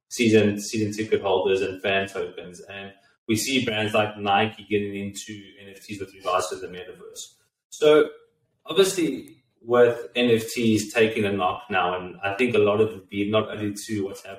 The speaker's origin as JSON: {"language": "English", "country": "South Africa", "moved": "yes", "lives_now": "United States", "said": "myself being a South African and growing up around cricket"}